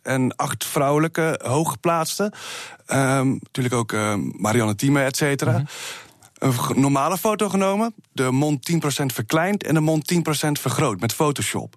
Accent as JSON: {"language": "Dutch", "town": "Rotterdam", "region": "South Holland", "country": "Netherlands", "said": "Ik kom uit Rotterdam"}